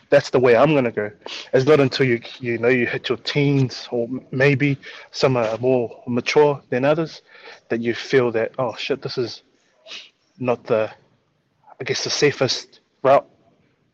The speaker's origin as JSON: {"language": "English", "region": "Auckland", "country": "New Zealand", "tie": "born or raised there", "said": "as a kid growing up in South Auckland"}